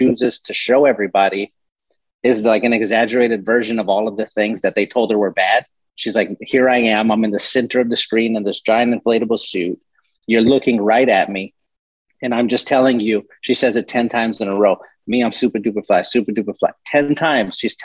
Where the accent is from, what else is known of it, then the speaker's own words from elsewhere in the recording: San Antonio, Texas, United States; I grew up in San Antonio